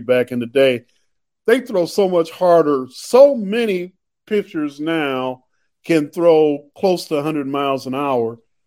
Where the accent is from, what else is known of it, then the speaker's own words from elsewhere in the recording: Chicago, Illinois, United States; When I grew up in Chicago